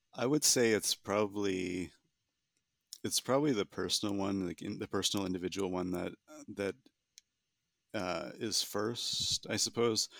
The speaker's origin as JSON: {"language": "English", "region": "Southern Ontario", "country": "Canada", "moved": "yes", "said": "I'm from Canada originally, from Southern Ontario in particular"}